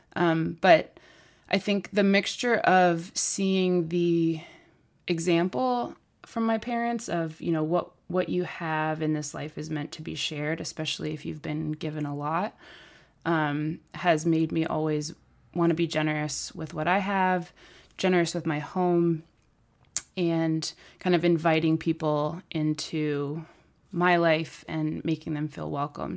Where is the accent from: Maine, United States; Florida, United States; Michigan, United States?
Maine, United States; Portland; I grew up in Portland